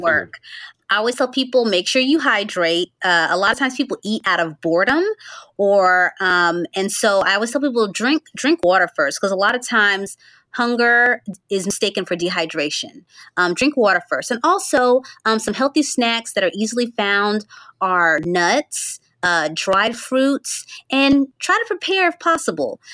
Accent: Central Florida, United States; I'm from Central Florida originally, but I live in North Florida

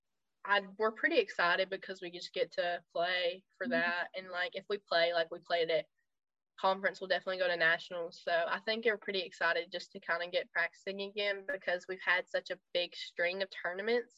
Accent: United States; I was like American

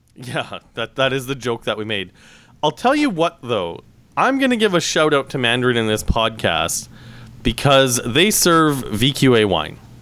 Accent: Saskatchewan, Canada; now in Toronto, Canada; growing up in Saskatchewan

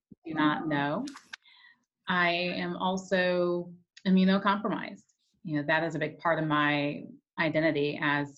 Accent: Peoria, Illinois, United States; I grew up in Peoria, Illinois

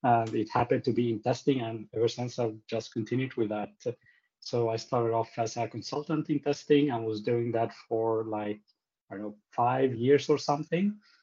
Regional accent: Sweden; I was born here in Sweden, but I'm originally from Egypt.

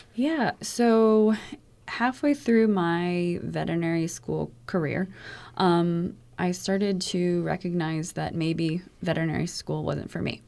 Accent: Sarasota, Florida, United States; growing up in Sarasota

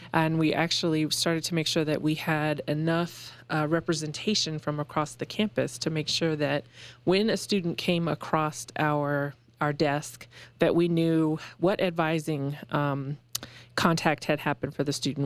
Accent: Aurora, Colorado, United States; moved away as an adult; also born or lived in Western Illinois; I am from Colorado

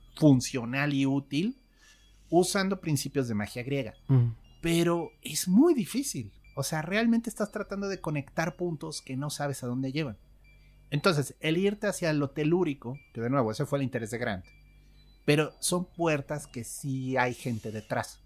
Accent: Mexico; aquí en México crecimos

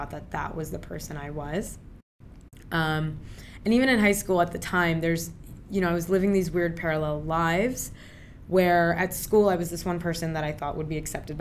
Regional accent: Maryland, United States; first language Urdu; also born or lived in Pakistan / Virginia / Richmond, Virginia; now in Brooklyn, United States; I was born in Pakistan, raised in Maryland and Virginia.

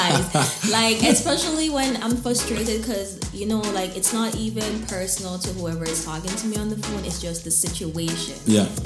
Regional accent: Jamaica; now in Canada; I grew up in Jamaica, we have our own dialect

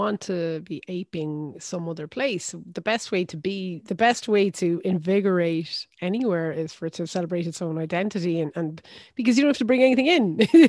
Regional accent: Limerick, Munster, Ireland; also born or lived in France; growing up, and even now when I say I'm from Limerick

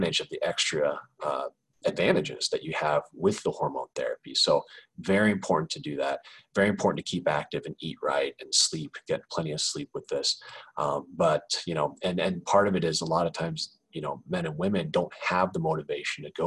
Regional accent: Kansas City, Missouri, United States; moved away as an adult; also born or lived in Chicago; now in Los Angeles, United States; I grew up in Kansas City

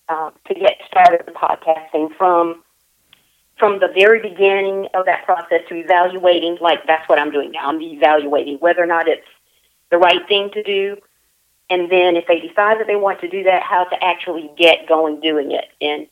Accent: South Carolina, United States; also born or lived in Charleston, South Carolina; I live in Charleston. I'm not from Charleston. I'm from South Carolina. But I've lived in Charleston for a number of years.

